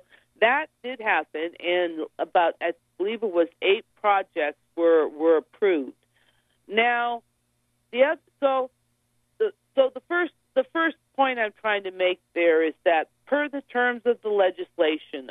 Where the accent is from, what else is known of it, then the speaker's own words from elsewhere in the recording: Santa Clara River area, California, United States; right here in my hometown, the Santa Clara River